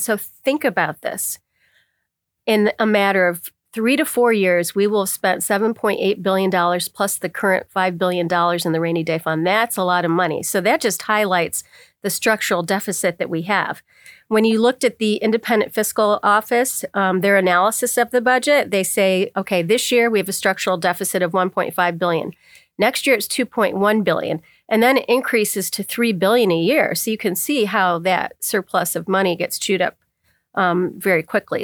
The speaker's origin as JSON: {"language": "English", "area": "Bradford County", "region": "Pennsylvania", "country": "United States", "tie": "born or raised there", "said": "I was born and raised in Bradford County"}